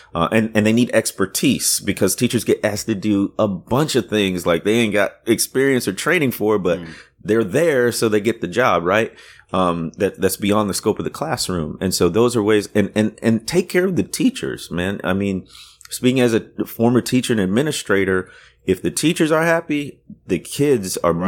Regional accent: Waukegan, Illinois, United States; moved away; also born or lived in Deep South; my town where I grew up, nobody's knows it or he- has heard of it, but it's where, um, uh, the the author Ray Bradbury came from

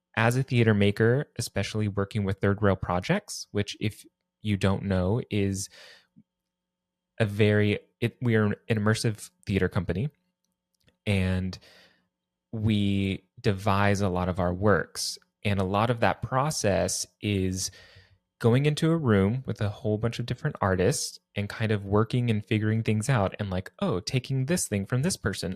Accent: Texas, United States; now in New York City, United States; I was born and raised in Texas

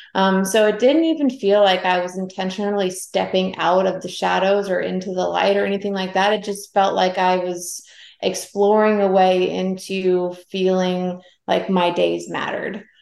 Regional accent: Atlanta, Georgia, United States; moved away as an adult; also born or lived in Savannah, Georgia; I grew up in Atlanta.

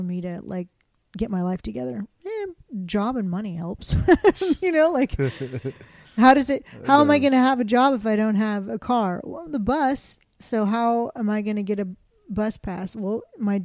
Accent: Kingwood, Texas, United States; This little white girl growing up in Kingwood

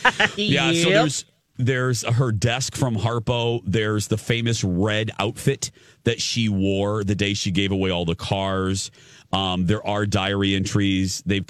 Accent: Chicago, Illinois, United States; moved away; growing up in Chicagoland

